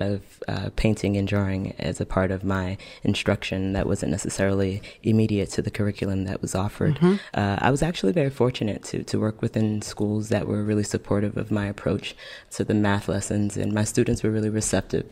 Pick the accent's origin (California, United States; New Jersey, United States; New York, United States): New York, United States; New York City; I'm from Brooklyn